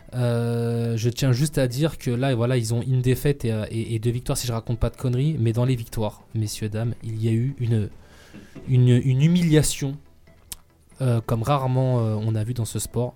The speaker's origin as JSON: {"language": "French", "country": "France", "said": "on est français"}